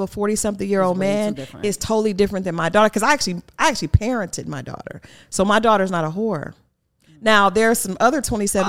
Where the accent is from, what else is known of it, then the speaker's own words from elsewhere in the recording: the North, United States; because I'm from the North, so I was like, these Southern girls are ridiculous.